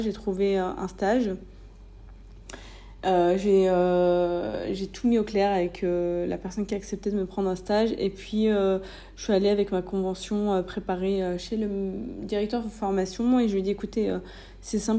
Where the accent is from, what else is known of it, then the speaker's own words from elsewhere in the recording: France; moved away as an adult; Je suis née, j'ai grandi en France, donc c'est cool, hein, mais j'avais besoin finalement de voir autre chose.